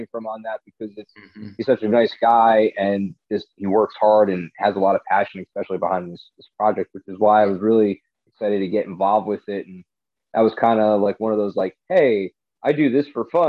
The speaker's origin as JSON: {"language": "English", "region": "New Jersey", "country": "United States", "tie": "born or raised there", "said": "I got involved with a group of Ghostbusters that was based in my home state"}